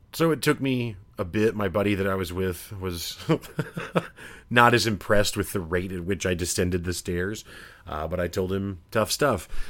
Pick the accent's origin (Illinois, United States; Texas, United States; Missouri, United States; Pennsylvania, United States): Missouri, United States; I'm from Missouri